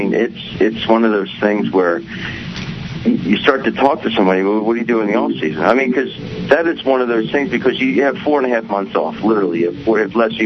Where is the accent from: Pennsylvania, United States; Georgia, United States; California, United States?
Pennsylvania, United States; Aston; I grew up in Aston, Pennsylvania